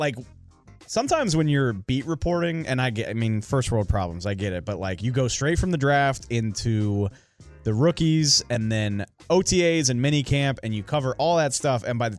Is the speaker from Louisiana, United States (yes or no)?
yes; New Orleans, Louisiana, United States; I'm from New Orleans. There's no baseball team, so it's either it's Astros, Cubs, or Braves.